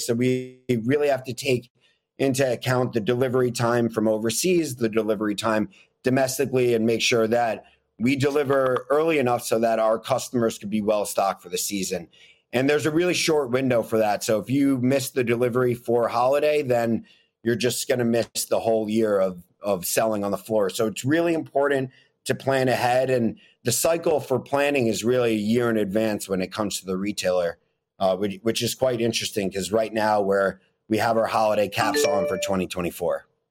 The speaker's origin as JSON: {"language": "English", "town": "New York City", "region": "New York", "country": "United States", "tie": "born or raised there", "said": "I grew up in Manhattan, living next to a Walgreens"}